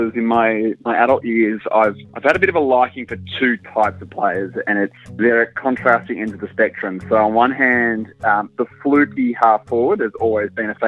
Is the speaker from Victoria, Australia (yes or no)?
yes; Geelong, Victoria, Australia; also born or lived in Sydney; that's where I grew up